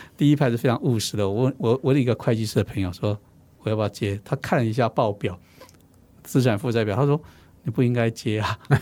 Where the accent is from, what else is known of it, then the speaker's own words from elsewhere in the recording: Xinwu, Taoyuan, Taiwan; 我的家乡叫新屋，啊，这个客家乡镇。 那我们家乡从来没有书店，只有文具行， 文具店